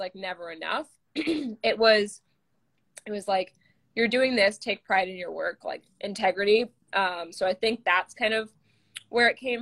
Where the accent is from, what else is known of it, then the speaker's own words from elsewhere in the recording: Manhattan Beach, California, United States; I'm from Manhattan Beach, California